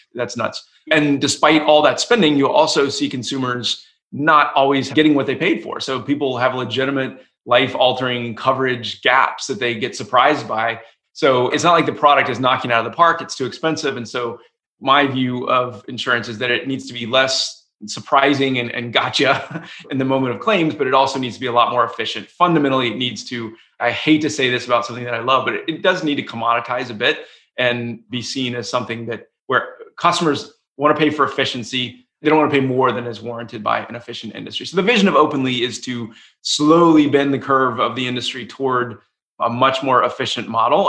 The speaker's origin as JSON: {"language": "English", "town": "Atlanta", "region": "Georgia", "country": "United States", "tie": "born or raised there", "also_born_or_lived": "Durham, North Carolina / Boston, Massachusetts", "moved": "as an adult", "said": "I grew up in Atlanta, Georgia."}